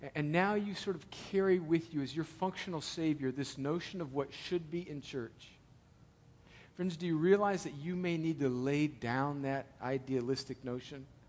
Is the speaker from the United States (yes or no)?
yes; El Centro, California, United States; now in Atlanta, United States; when I go home to El Centro